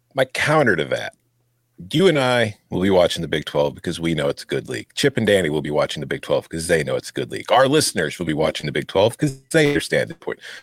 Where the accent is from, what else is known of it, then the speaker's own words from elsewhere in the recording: United States; as an American